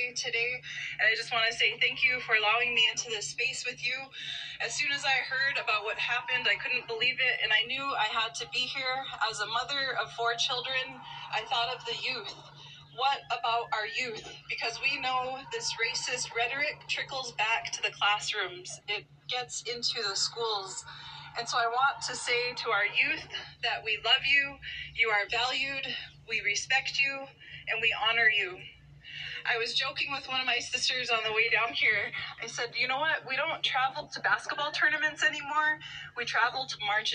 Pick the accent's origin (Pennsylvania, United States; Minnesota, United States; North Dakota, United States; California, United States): North Dakota, United States; Mandaree; now in Fargo, United States; I'm originally from Mandaree, which is on the Fort Berthold Indian Reservation, and currently I live in Fargo, North Dakota.